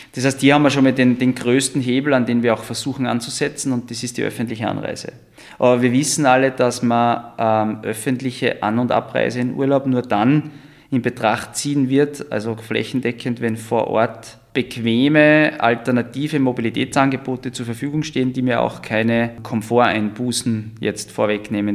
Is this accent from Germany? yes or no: no; Styria, Austria; moved away as an adult; also born or lived in Vienna, Austria; now in Zell am See, Austria; ich bin aus der Steiermark eigentlich habe vorher in Wien